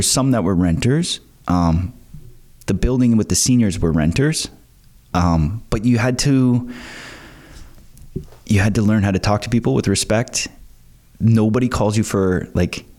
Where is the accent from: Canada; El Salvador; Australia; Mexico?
Canada; Pickering, Ontario; moved away as an adult; also born or lived in Scarborough / Brighton; now in Prince Edward County, Canada; I grew up in Pickering. So I was born in Scarborough, raised in Pickering